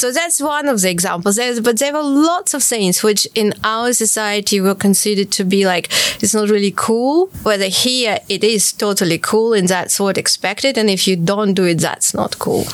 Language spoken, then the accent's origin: English; Kharkiv, Kharkiv Oblast, Ukraine; moved away as an adult; now in London, United Kingdom; I was born in Kharkiv, and uh, I started playing when I was four, very early, and uh, I went to music school at the age of six